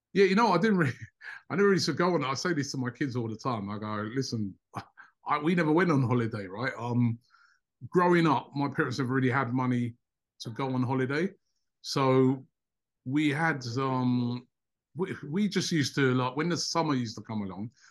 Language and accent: English; Luton, East of England, United Kingdom; also born or lived in London; I was born in London. Um, grew up for most of my um my childhood in Luton, which is um a town just about 30 miles outside of London. That's where I went to school.